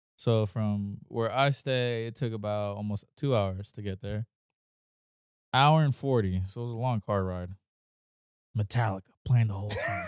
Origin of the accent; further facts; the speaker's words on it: near San Bernardino, California, United States; now in Los Angeles, United States; that's close to my hometown